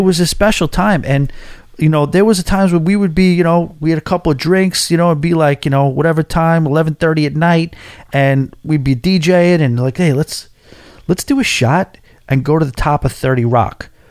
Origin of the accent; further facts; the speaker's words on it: New York City, New York, United States; As a New Yorker